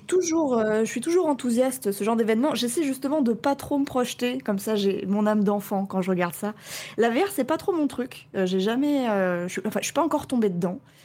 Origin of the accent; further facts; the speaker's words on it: Rennes, Brittany, France; Je suis de Rennes